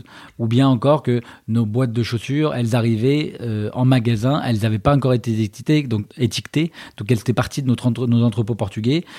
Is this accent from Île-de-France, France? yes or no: yes; Paris, Île-de-France, France; also born or lived in China / London; Je suis né à Paris